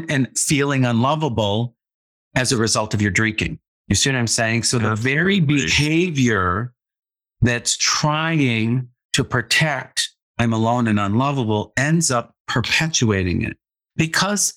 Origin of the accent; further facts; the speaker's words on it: Midwest, United States; I grew up in the Midwest in a very conservative family.